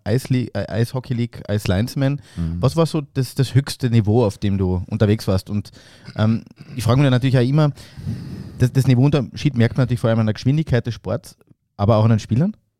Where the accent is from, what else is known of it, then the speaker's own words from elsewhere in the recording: Klagenfurt, Carinthia, Austria; Ich bin ja Klagenfurter